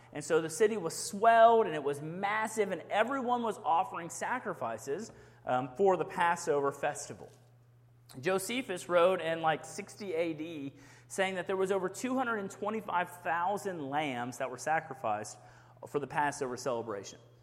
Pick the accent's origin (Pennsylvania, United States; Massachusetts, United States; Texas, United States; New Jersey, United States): Texas, United States; Houston; now in Rockdale, United States; I grew up in Houston, Texas, big city.